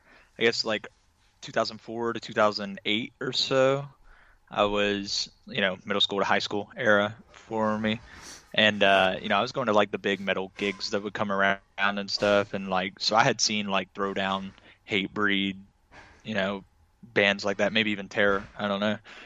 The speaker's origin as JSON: {"language": "English", "town": "Little Rock", "region": "Arkansas", "country": "United States", "said": "I'm originally from Arkansas, like Little Rock, Arkansas."}